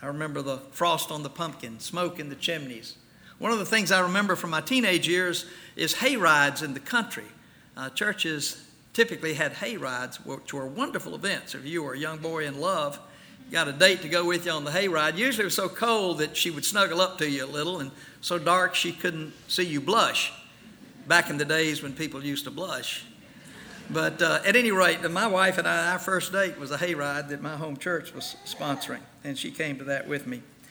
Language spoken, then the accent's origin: English; Mississippi, United States; some of my fondest memories of a child and a teenager growing up in Mississippi